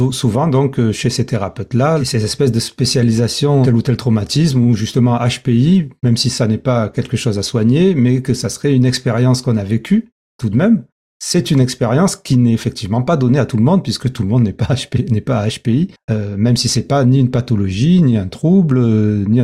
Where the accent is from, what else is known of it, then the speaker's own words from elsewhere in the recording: France; Donc en gros, en tant que Français, on n'a pas de chance.